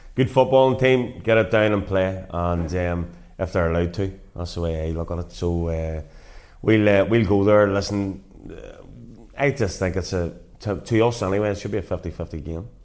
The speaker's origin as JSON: {"language": "English", "town": "Portadown", "region": "Northern Ireland", "country": "United Kingdom", "tie": "born or raised there", "said": "managing my hometown club"}